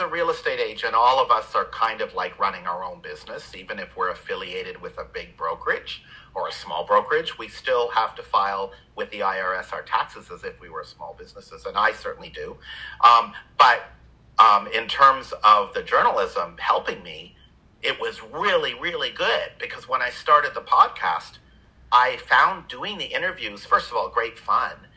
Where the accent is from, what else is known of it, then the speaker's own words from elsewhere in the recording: Canada; moved away; I grew up in Canada